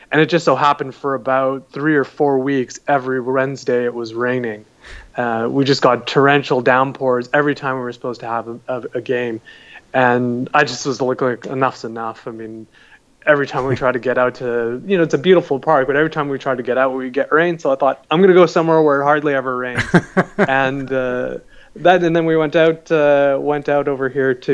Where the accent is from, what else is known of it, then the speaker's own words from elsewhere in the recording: Canada; you know my parents immigrated from Pakistan, so I've grown up as a Pakistani Canadian, uh, and and so uh, also you know come from a Muslim background